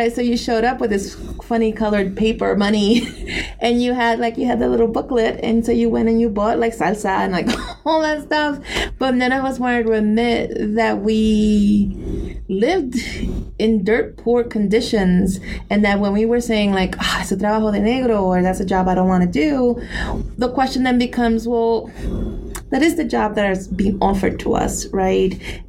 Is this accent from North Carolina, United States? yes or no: no; New York City, New York, United States; also born or lived in Ponce, Puerto Rico; When I lived and I grew up in New York City in the Bronx, in a really poor neighborhood of immigrants, of Caribbeaners, of Mexicans, of Central Americans, right?